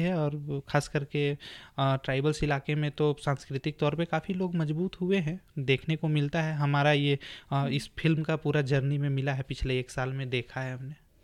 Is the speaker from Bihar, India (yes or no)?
no; Lohardaga, Jharkhand, India; हम भी लोहरदगा से बिलोंग करते हैं